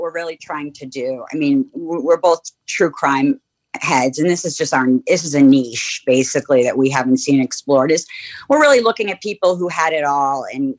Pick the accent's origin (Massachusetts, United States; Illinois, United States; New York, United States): Massachusetts, United States; Cambridge; we grew up in Cambridge, very immersed in the Ivy.